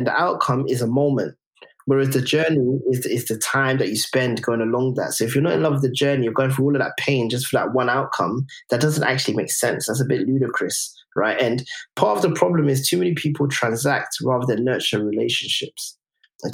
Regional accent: London, United Kingdom; we grew up in Tottenham

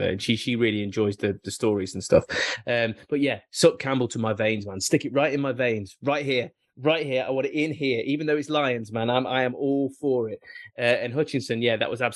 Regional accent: Nottingham, East Midlands, United Kingdom; I'm from Nottingham

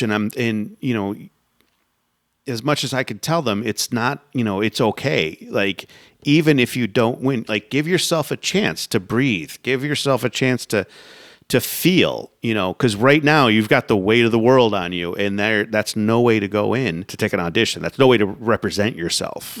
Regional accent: Sarasota, Florida, United States; I grew up in Sarasota

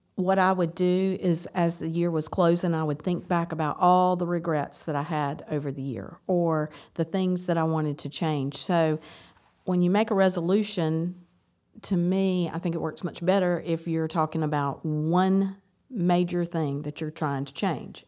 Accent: the South, United States; I grew up in the South.

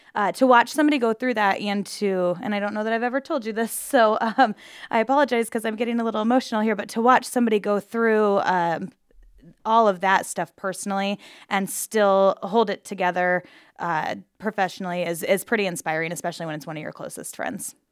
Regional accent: Glenwood, Iowa, United States; also born or lived in Maryville, Missouri; I'm from Glenwood and was moving back from uh, Maryville, Missouri, and was moving back to Glenwood

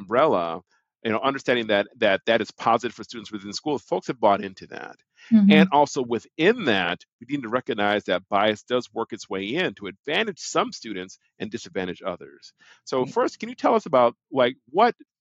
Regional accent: Milwaukee, Wisconsin, United States; I'm from Milwaukee, Wisconsin. And I was part of the 220 program, which was a program to desegregate the suburban schools, right? So we were the Black kids bused to the suburbs.

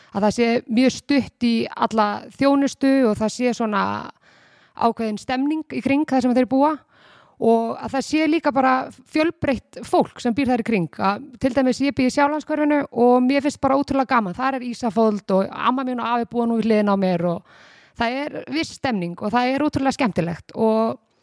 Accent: Garðabær, Capital Region, Iceland; ég var í bæjabóli sem krakki í Garabæi, fór þaðan í flataskóla og svo gardaskóla

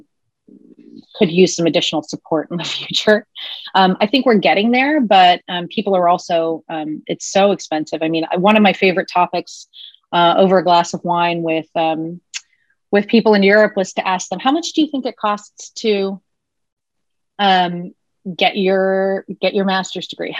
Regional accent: United States; moved away as an adult; also born or lived in Germany; as a true American, I only spoke one language

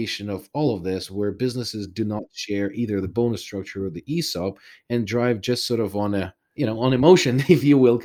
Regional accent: Ukraine; moved away; I was born in Soviet Union. I'm originally from Ukraine.

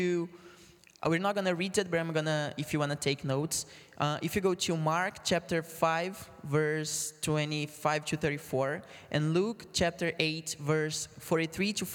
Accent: Brazil; English is a second language; moved away; I'm from Brazil

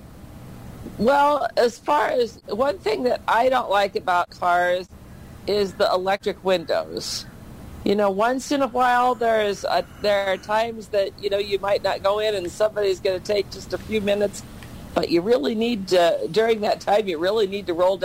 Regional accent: Iowa, United States; I went to school at Vinton, Iowa

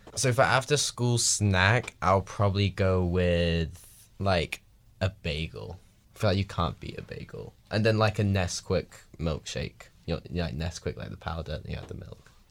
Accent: England, United Kingdom; now in Washington, United States; I'm the English.

